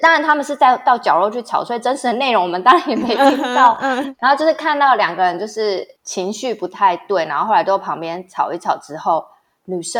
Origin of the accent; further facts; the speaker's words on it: Tainan, Taiwan; 我台南人很多习俗，因为大家坊间就会觉得南部人很多习俗嘛。但是，but 我们家都没有